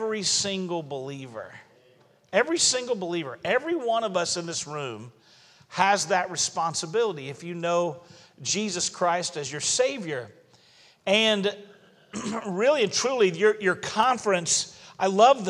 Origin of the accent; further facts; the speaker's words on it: Alabama, United States; moved away; also born or lived in Florida; I'm originally from Alabama